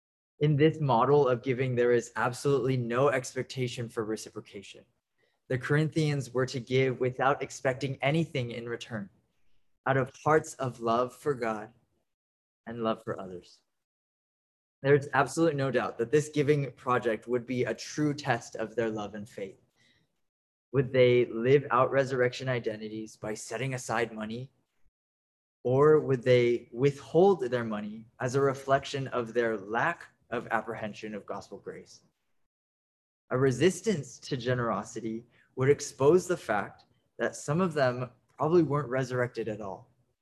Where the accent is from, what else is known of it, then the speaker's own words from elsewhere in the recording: Dallas, Texas, United States; I'm 23 years old and I'm Japanese American and born and raised in Dallas, Texas.